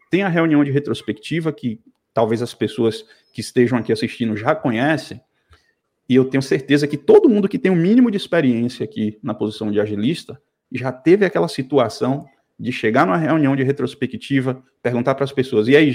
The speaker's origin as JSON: {"language": "Portuguese", "town": "Salvador", "region": "Bahia", "country": "Brazil", "said": "eu sou de Salvador, como você já falou, cara."}